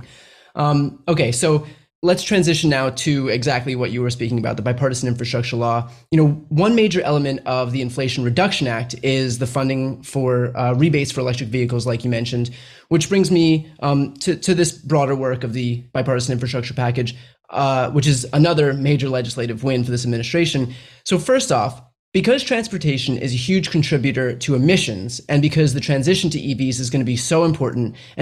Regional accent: New Jersey, United States; my home state of New Jersey

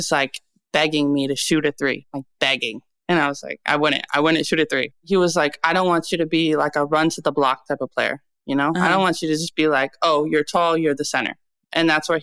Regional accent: New York, United States; I'm from New York

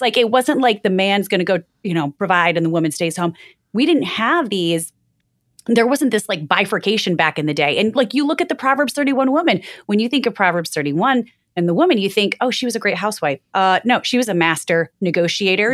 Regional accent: Michigan, United States; moved away; growing up in Michigan, we would always write on the windshield with the snow

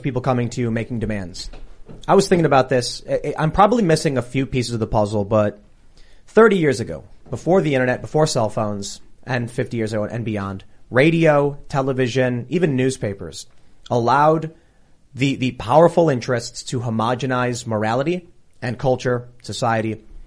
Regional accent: Chicago, Illinois, United States; I grew up in Chicago, up in the city

